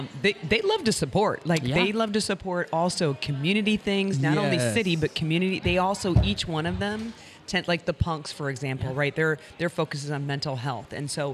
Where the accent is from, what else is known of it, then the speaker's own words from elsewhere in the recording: Fenton, Missouri, United States; When I grew up in Fenton